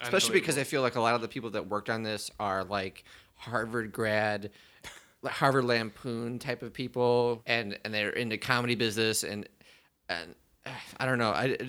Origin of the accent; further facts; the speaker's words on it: Prince Edward Island, Canada; Oh yeah, I'm from Canada. I'm from Prince Edward's Island.